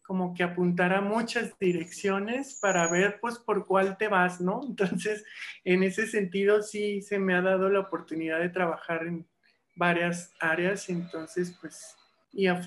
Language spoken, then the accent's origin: Spanish; Mazatlán, Sinaloa, Mexico; Y bueno, desde allá, desde Mazatlán, mi, mi tierra natal, pues desde entonces daba clases en la Universidad de Durango y algunas otras, y acá trabajo para UVM y para Unitec, Universidades de Diseño